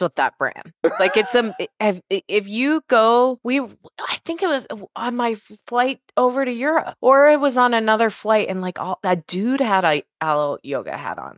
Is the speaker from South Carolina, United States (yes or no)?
no; Pittsburgh, Pennsylvania, United States; now in Los Angeles, United States; I grew up in Pittsburgh